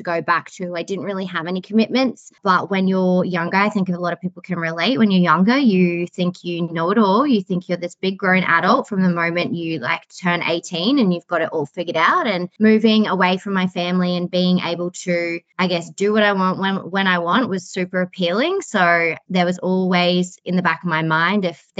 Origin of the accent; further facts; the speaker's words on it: Rockhampton, Queensland, Australia; now in Brisbane, Australia; I was born in Rockhampton and I grew up in Rockhampton and I moved to Brisbane when I was 21 years old